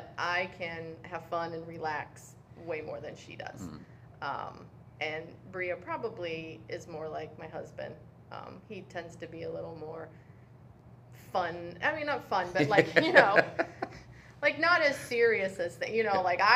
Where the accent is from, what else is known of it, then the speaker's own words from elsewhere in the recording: Canal Fulton, Ohio, United States; I grew up in Canal Fulton. I went to Northwest High School